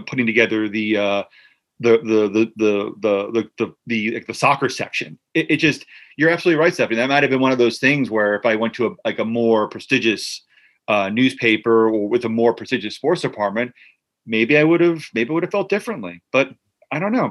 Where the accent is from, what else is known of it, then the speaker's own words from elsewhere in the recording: New Jersey, United States; I grew up in Central Jersey